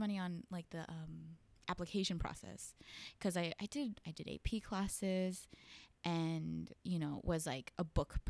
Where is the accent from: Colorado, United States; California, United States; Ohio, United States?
California, United States; Northridge; So I grew up in the Valley, and sometimes people like have different definitions of the Valley, but so that's, for me, it's like Northridge area, Chatsworth.